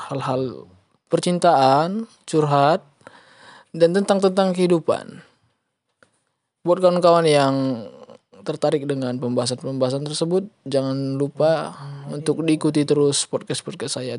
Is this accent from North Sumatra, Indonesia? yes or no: yes; Padangsidimpuan, North Sumatra, Indonesia; asal dari Padang Sidimpuan, Sumatera Utara.